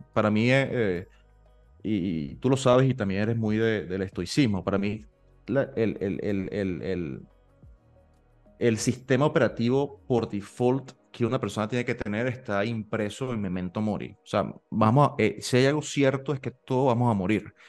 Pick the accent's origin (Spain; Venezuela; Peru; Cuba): Venezuela; Maturín, Monagas; moved away; yo vengo de Maturín